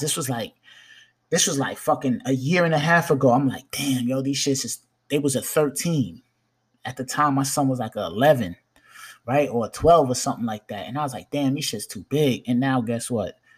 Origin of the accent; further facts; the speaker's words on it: New York, United States; I'm a New Yorker